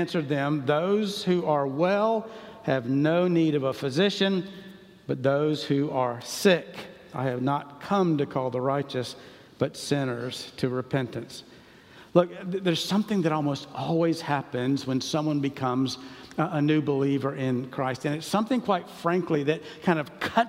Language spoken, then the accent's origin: English; Charlotte, North Carolina, United States; I grew up in Charlotte